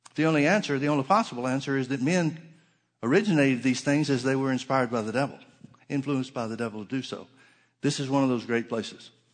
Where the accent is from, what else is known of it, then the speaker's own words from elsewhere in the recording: Alabama, United States; moved away; also born or lived in Oklahoma; I grew up in Alabama